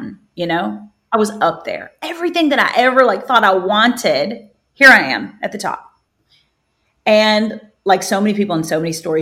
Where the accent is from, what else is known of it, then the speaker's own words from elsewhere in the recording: Kentucky, United States; I grew up in Kentucky on a farm.